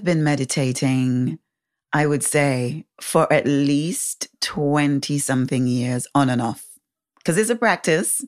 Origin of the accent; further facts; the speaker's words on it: Saint James Windward Parish, St. Kitts & Nevis; also born or lived in Manchester, England; I moved to the Caribbean when I was 11. So I grew up on this tiny island